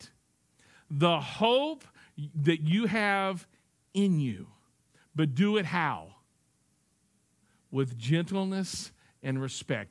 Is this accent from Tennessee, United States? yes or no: yes; Tennessee, United States; I'm from Tennessee